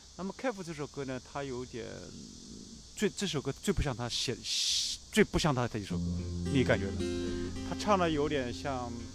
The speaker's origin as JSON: {"language": "Chinese", "region": "Jiangsu", "country": "China", "said": "我是个江苏人"}